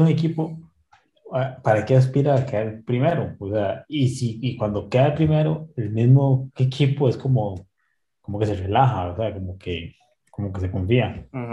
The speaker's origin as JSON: {"language": "Spanish", "country": "Costa Rica", "said": "como somos los ticos"}